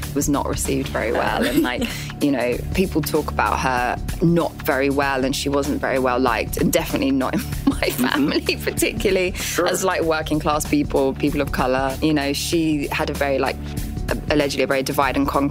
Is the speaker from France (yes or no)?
no; United Kingdom; my home country